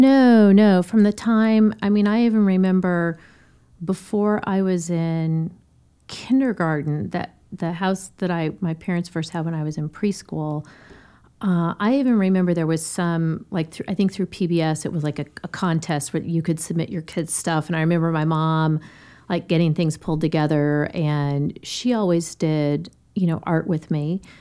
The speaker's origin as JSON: {"language": "English", "town": "Denver", "region": "Colorado", "country": "United States", "tie": "born or raised there", "said": "Born and raised in Denver"}